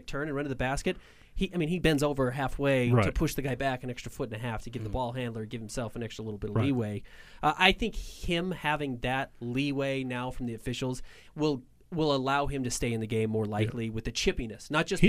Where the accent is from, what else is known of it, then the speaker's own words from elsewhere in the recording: Salt Lake City, Utah, United States; I mean, I grew up in Salt Lake. Right. I'm from here.